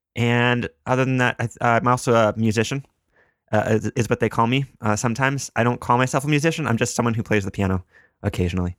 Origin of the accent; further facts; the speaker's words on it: Canada; I am a Canadian, which gives me a, a Canadian perspective